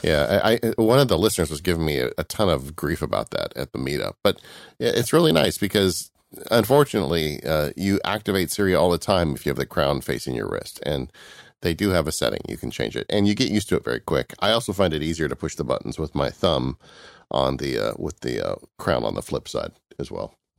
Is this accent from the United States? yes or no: yes; California, United States; I'm from California